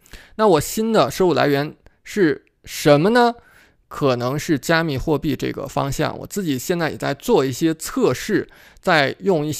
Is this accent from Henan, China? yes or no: no; Beijing, China; moved away as an adult; now in United States; 你会知道我是从北京过来的。我在美国是白手起家的，我并不像是很多人，我把北京、上海的房子卖了，拿一大笔钱过来，在这边买几套房